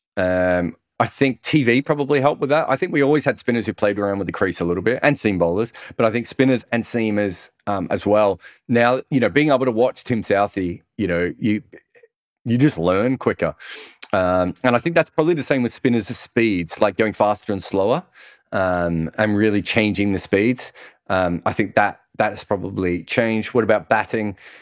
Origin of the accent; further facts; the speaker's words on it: Melbourne, Victoria, Australia; where I grew up in Melbourne